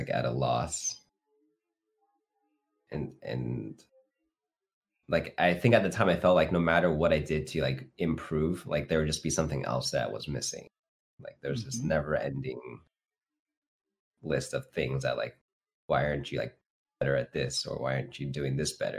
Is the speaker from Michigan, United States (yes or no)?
no; Fresno, California, United States; I grew up in Fresno, so I was like one of the only Asian kids, actually, at the time